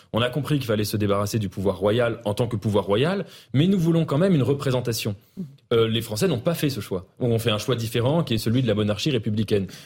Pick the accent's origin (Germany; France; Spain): France; en tant que Français